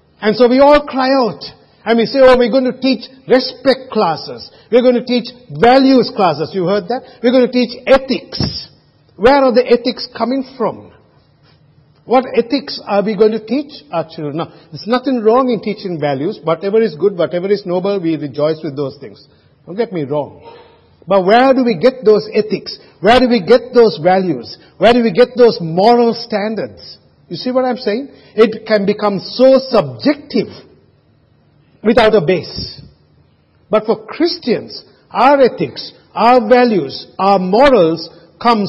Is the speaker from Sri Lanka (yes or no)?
yes; Sri Lanka; moved away; when I was growing up in Sri Lanka, I never had a car